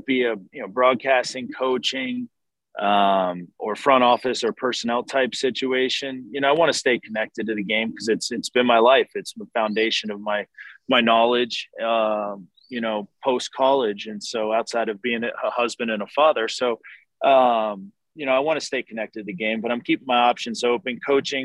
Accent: Philadelphia, Pennsylvania, United States; now in Atlanta, United States; growing up in Philly

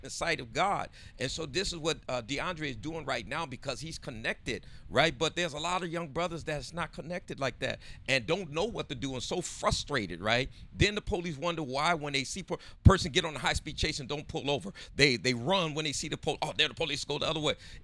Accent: San Diego, California, United States; we all grew up on Southeast San Diego

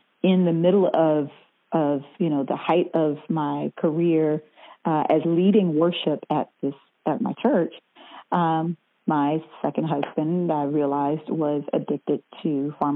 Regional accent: South Carolina, United States; moved away as an adult; also born or lived in Atlanta, Georgia; now in Orlando, United States; I grew up in South Carolina and I was always singing in the choir, you know, as a little girl

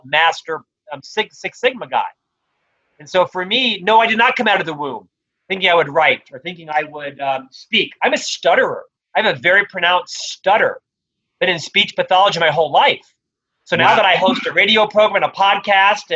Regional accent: Orlando, Florida, United States; moved away as an adult; also born or lived in Provo, Utah; now in Salt Lake City, United States; I originally was born and raised in Orlando, Florida

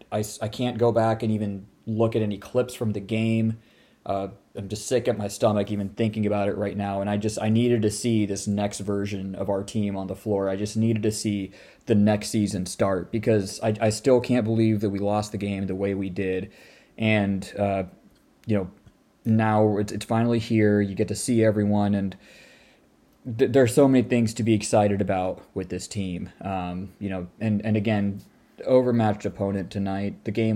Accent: Irvine, California, United States; So Concordia, growing up in Irvine, like, we would go there and just, like, you know, if it's, like, midnight basketball or whatnot, that was actually the place where everyone would go and do that.

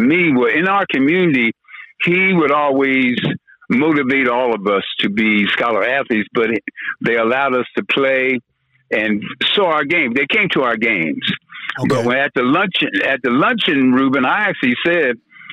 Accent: Philadelphia, Pennsylvania, United States; I'm from West Philadelphia

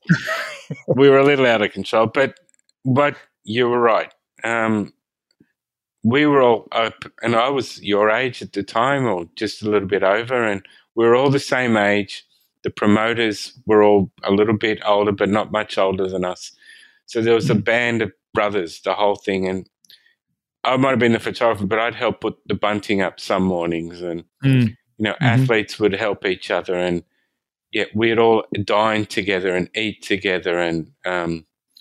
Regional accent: Sydney, New South Wales, Australia; born or raised there

